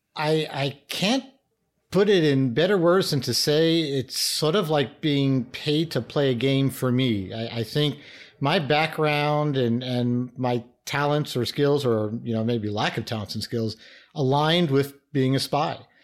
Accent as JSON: {"language": "English", "town": "New York City", "region": "New York", "country": "United States", "tie": "born or raised there", "said": "I started out as a inner city kid from New York. I grew up in the Bronx"}